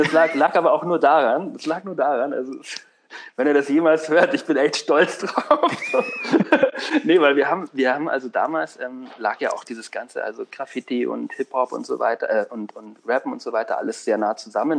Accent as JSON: {"language": "German", "town": "Unterschleißheim", "region": "Bavaria", "country": "Germany", "tie": "born or raised there", "said": "unter Schleißheim so, ähm, wo ich aufgewachsen bin"}